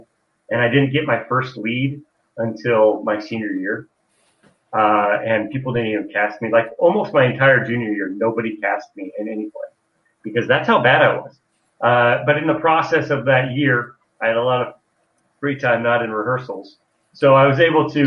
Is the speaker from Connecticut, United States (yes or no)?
no; Carroll County, Iowa, United States; I grew up in Carroll County, Iowa, which is in West Central Iowa.